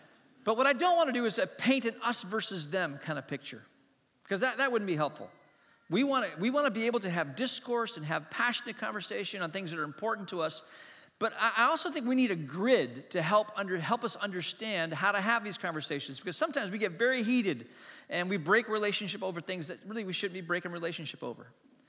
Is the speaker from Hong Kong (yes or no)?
yes; Hong Kong; also born or lived in Asia; I grew up in Hong Kong. I was born in Hong Kong. I grew up in Asia. My mom and dad were missionaries.